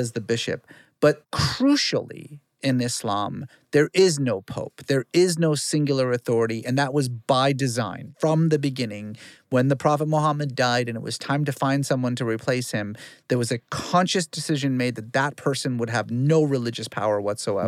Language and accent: English; Fresno, California, United States; also born or lived in Iran; I grew up in Guyana, Fresno, and so, like, everybody was Mexican